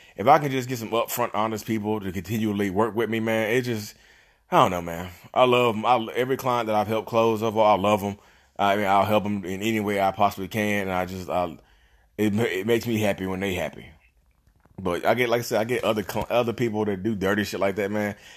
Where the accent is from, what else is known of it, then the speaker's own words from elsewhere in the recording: Reidsville, North Carolina, United States; I'm from Reedsville